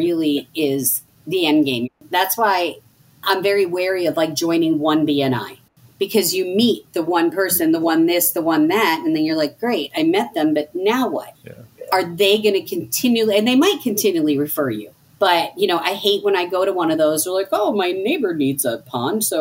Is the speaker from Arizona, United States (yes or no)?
no; Philadelphia, Pennsylvania, United States; we're from Philly